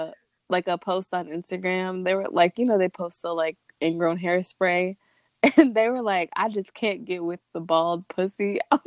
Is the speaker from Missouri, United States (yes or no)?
yes; Missouri, United States; now in Tampa, United States; back in my home state of Missouri, but I can't find a black one here. But so now I go, so like I said, I live in Tampa